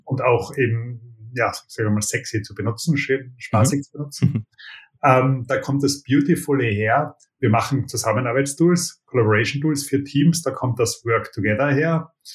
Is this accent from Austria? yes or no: yes; Austria; Und ich bin Österreicher